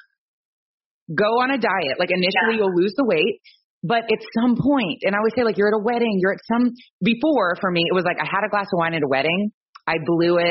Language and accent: English; Ohio, United States; I'm from Ohio